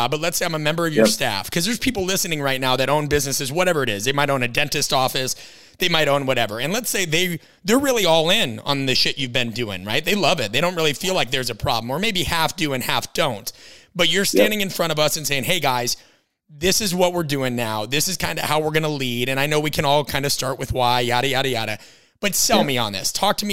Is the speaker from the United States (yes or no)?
yes; Midwest, United States; growing up in the Midwest